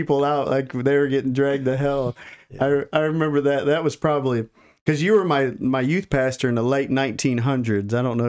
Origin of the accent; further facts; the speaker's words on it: Michigan, United States; A little background, though, because we are both from Michigan.